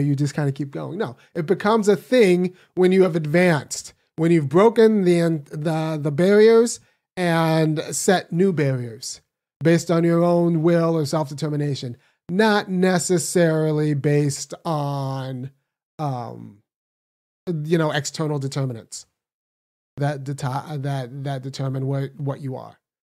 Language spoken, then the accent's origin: English; California, United States; moved away as an adult; now in Athens, Georgia, United States; I was born in California, raised in California.